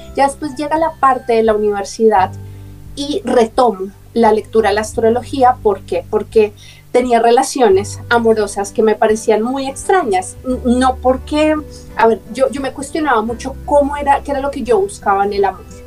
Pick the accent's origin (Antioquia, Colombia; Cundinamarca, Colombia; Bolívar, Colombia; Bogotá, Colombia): Bogotá, Colombia; nací en Bogotá, Colombia